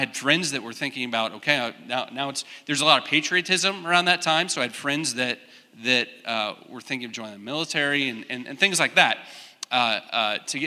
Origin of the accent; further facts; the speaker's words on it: Wichita, Kansas, United States; I grew up in Wichita. So I'm Kansas, born and raised, and came to K-State in 1997